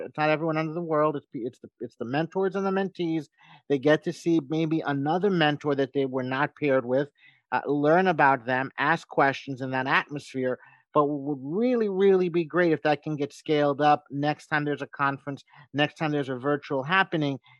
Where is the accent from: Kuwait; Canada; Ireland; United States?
United States; as an American